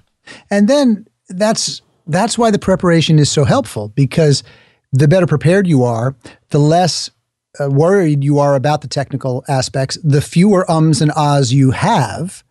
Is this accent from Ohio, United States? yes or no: no; New York, United States; I'm from New York. New Yorkers talk quickly.